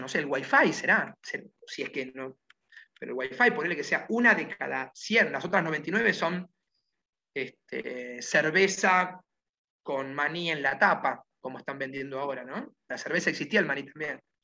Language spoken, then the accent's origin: Spanish; Argentina; Yo prefiero ir por el mundo pensando como argentino